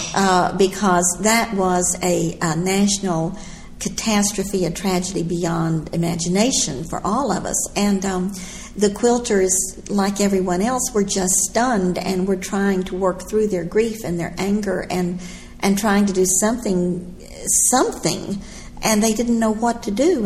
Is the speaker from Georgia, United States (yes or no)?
no; Texas, United States; I'm from Texas.